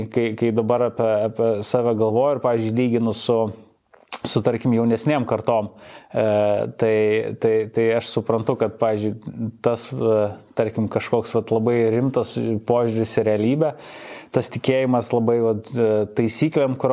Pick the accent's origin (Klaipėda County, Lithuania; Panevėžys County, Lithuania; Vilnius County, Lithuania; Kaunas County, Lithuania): Vilnius County, Lithuania; Vilnius; visiškai tipinis buvau 90-ųjų e, vaikas, labai užaugau toj early 90s tokioj mhm. Vilniaus aplinkoj, kuri, manau, kažkaip mane turbūt labiausiai ir, ir suformavo kaip žmogų.